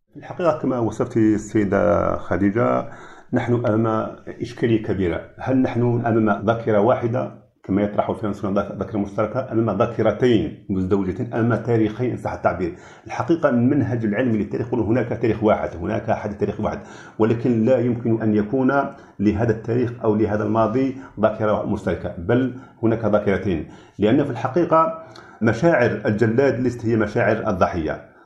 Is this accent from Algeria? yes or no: yes; Algeria; نحن كجزائريين